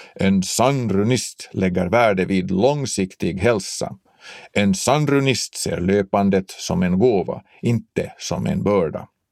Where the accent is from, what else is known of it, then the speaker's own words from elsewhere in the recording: Finland; Som finlandssvenskar är vi från början utsatta för mångspråkighet